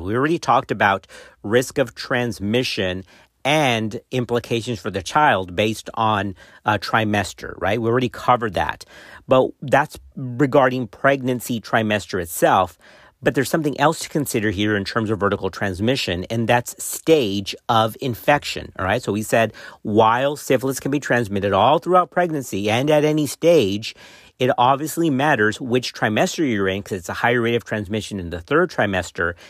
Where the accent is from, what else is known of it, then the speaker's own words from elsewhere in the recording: Texas, United States; my home state of Texas